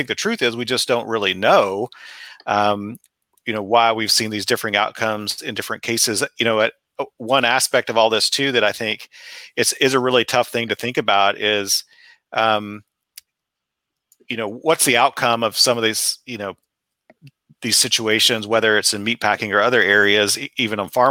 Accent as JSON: {"language": "English", "region": "Texas Panhandle", "country": "United States", "tie": "born or raised there", "moved": "yes", "lives_now": "West Lafayette, Indiana, United States", "said": "I grew up in the Texas Panhandle"}